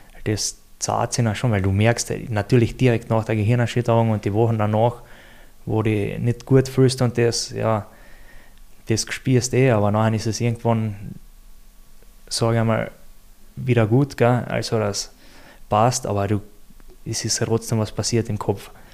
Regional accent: Austria; bei uns in Österreich

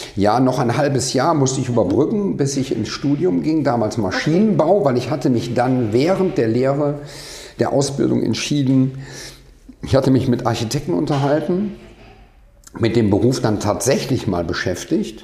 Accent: Rhineland, Germany; ich komme aus dem Rheinland

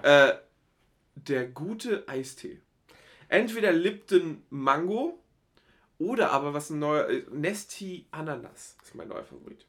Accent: Geesthacht, Schleswig-Holstein, Germany; meine, meine Heimat

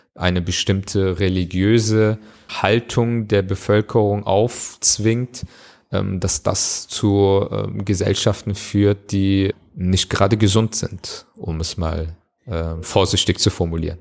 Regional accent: Germany; Aber Deutschland ist meine Heimat

